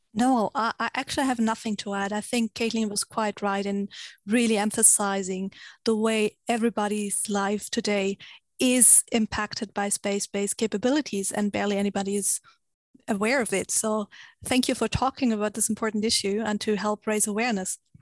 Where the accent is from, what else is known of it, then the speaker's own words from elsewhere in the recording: Germany; I come from Germany